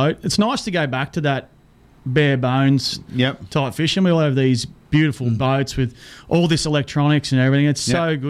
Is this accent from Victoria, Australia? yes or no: no; Sydney, New South Wales, Australia; now in Ingham, Australia; No, I was born in Sydney.